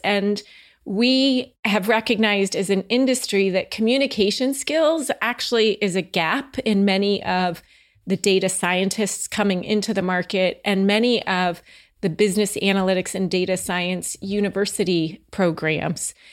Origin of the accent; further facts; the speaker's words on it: New Jersey, United States; moved away; also born or lived in Houston; I'm from the Northeast, the New Jersey area